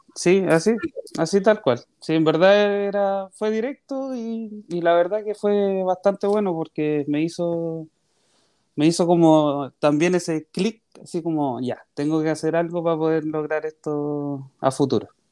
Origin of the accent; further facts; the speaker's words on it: María Pinto, Santiago Metropolitan Region, Chile; Yo soy nacido en María Pinto, que es un pueblito chiquitito que está cerca de Santiago